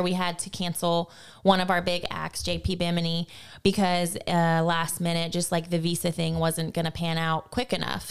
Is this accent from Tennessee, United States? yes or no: yes; Tennessee, United States; moved away as an adult; now in Lafayette, United States; I was raised in Tennessee for the first nineteen years of my life.